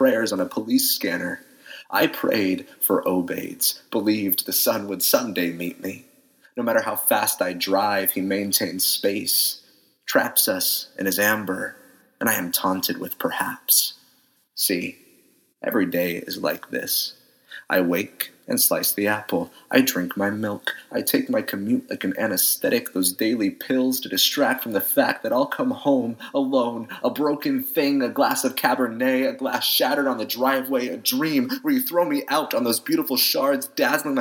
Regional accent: Phoenix, Arizona, United States; I'm from Phoenix, Arizona

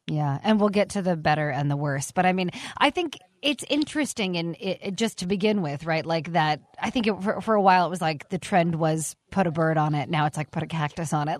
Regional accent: Arizona, United States; also born or lived in New York; I was from Arizona

